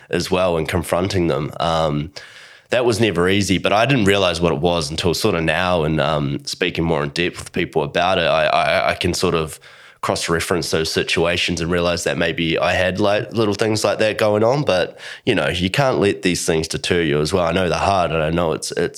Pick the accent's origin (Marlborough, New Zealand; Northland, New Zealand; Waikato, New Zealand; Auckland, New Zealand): Marlborough, New Zealand; Blenheim; moved away as an adult; now in Australia; I moved to Australia, so growing up in New Zealand, really small town, you know, there's not a lot going on, but it was cool. It was a really nice place, beautiful part of the world. And that is Blenheim, New Zealand